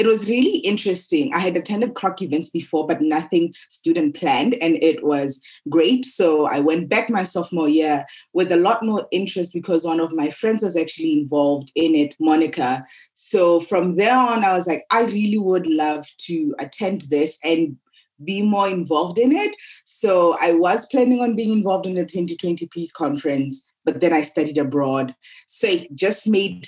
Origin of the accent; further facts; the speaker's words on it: Botswana; I'm from Botswana